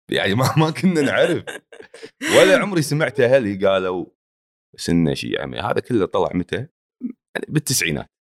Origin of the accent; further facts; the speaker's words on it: Palestine; now in Kuwait; وبتكلم فلسطيني باللايف وبفتح بالانستغرام وبحكي مع الناس زلماوي عشان يفهموا انه انا فلسطيني يعني فيش حدا بيعرف انه انا يعني بس هاي لهجه الكويت خلاص انت تعودت وقاعد هون بتحكي مع الناس حتى بالبيت تتكلم كويتي